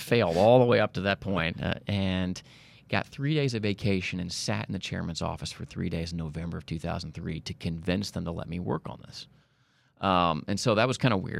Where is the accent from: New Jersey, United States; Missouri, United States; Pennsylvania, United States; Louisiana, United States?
Missouri, United States; Kansas City; now in Dallas, United States; I'm from Kansas City